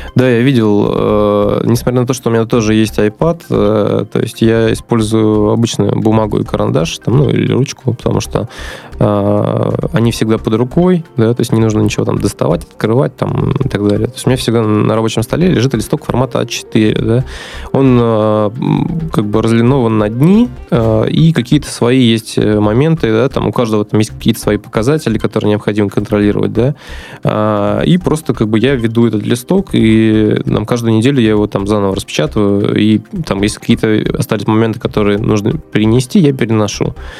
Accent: Astrakhan, Astrakhan Oblast, Russia; also born or lived in Moscow; now in Saint Petersburg, Russia; вообще я родился на юге, в Астрахани

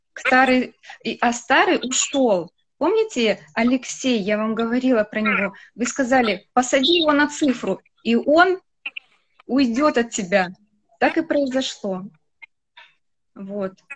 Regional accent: Khabarovsk, Khabarovsk Krai, Russia; я родилась в Хабаровске

